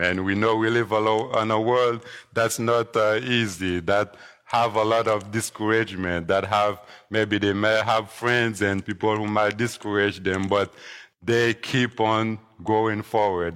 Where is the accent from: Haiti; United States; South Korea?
Haiti; moved away; growing up in Haiti when I was younger